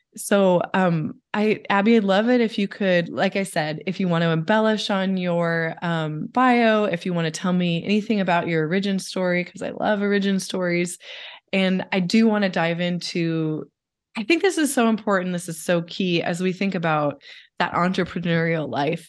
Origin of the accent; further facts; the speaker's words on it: Pacific Northwest, United States; I'm from the Pacific Northwest